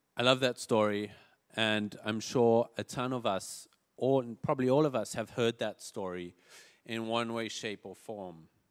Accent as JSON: {"language": "English", "country": "South Africa", "tie": "born or raised there", "moved": "yes", "said": "I grew up in South Africa"}